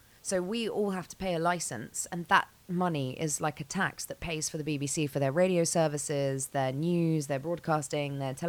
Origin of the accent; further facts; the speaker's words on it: London, United Kingdom; I'm born and bred in London. I'm okay. Proper Londoner.